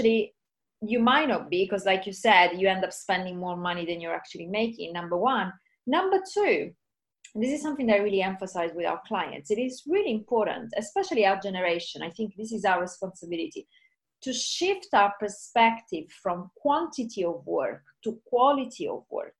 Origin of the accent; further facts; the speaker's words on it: Sicily, Italy; I'm from Sicily in Italy